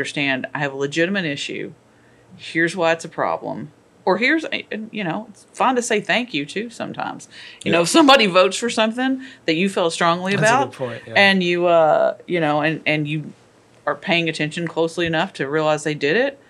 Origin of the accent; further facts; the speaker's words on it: Kentucky, United States; moved away; I am originally from Kentucky.